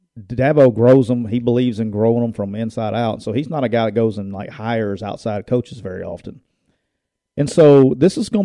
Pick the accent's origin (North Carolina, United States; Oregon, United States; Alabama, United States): Alabama, United States; I grew up in Alabama